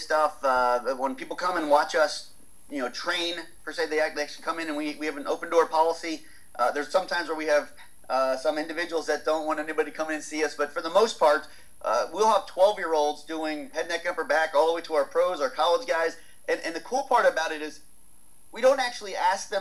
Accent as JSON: {"language": "English", "country": "United States", "said": "I'm American"}